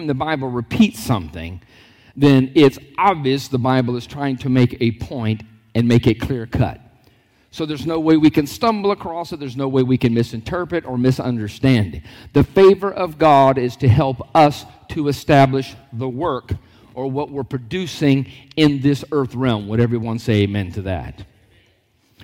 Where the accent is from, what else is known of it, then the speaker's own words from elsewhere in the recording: Lockhart, Florida, United States; born and raised in a small town called Lockhart